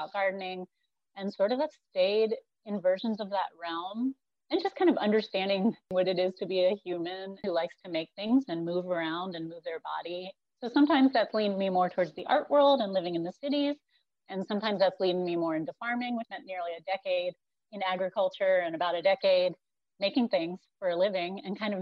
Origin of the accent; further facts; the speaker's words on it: North Carolina, United States; moved away as an adult; also born or lived in Northeast Missouri; now in Berea, United States; I grew up in North Carolina